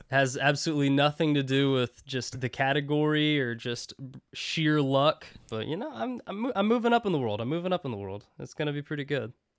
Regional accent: United States; resident American

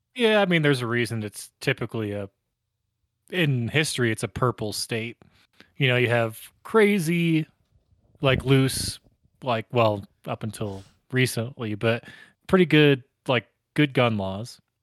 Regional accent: Northeast, United States; now in Colorado, United States; growing up in Northeast

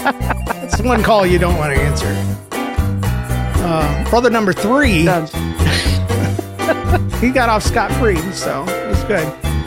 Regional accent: Massachusetts, United States; I'm from Cape Cod, and we're doing hybrid learning.

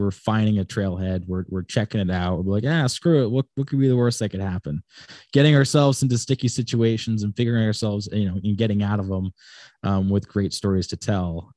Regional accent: Wickford, Rhode Island, United States; also born or lived in Laguna Beach, California / Florida / Big Island, Hawaii; I pretty much grew up here in Rhode Island for the most part, um, in a place called Wickford, Rhode Island.

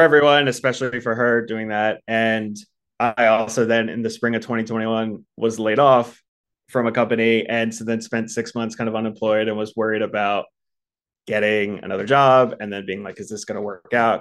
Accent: Baltimore, Maryland, United States; moved away as an adult; also born or lived in Philadelphia, Pennsylvania; now in Los Angeles, United States; I'm actually from the East Coast, grew up in Baltimore, went to school in Philly

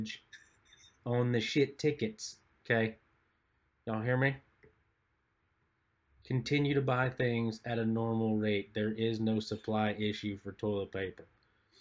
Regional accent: Midwest, United States; moved away; we're from the Midwest

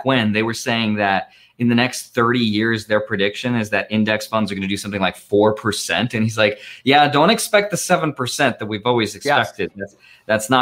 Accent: Russia; now in United States; I also was not born in the U.S. I was born in Russia

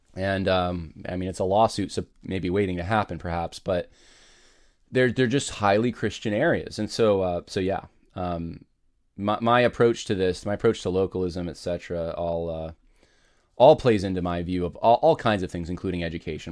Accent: United States; in our country

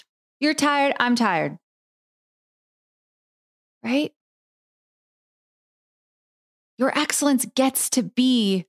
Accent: San Diego, California, United States; now in Oregon, United States; And I come from California, where I grew up with wildfires. I grew up, you know, in San Diego.

